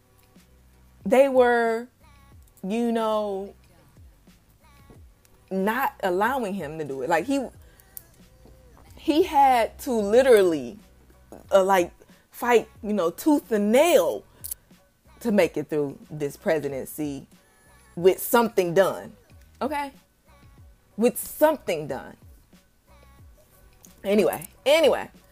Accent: Detroit, Michigan, United States; I'm coming from Detroit, Michigan, where we had a bright young mayor, you know, Kwame Kilpatrick

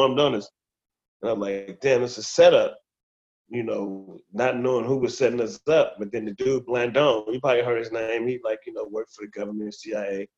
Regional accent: Compton, California, United States; born and raised in Compton all my life

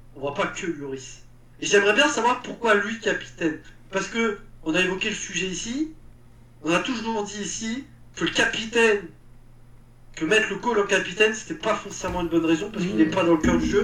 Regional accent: France; also born or lived in Paris / Auvergne; moi, en tant que parisien et auvergnat

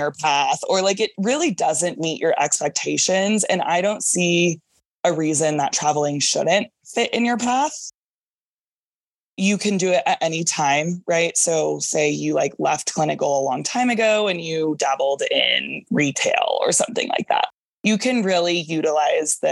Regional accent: Dallas, Texas, United States; also born or lived in San Antonio / California; my first job was in San Antonio and I'm from Dallas.

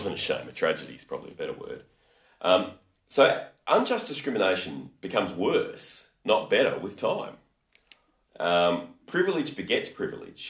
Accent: Australia; we're Australian

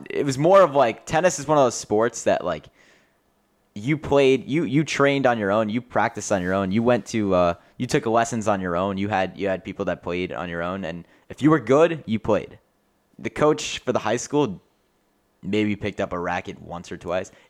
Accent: New York, United States; now in South Kingstown, United States; I'm saying I'm from Long Island

